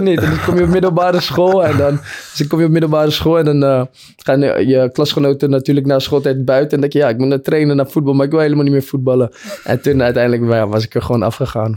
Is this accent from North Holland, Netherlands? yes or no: yes; Purmerend, North Holland, Netherlands; we uit Purmerend kwamen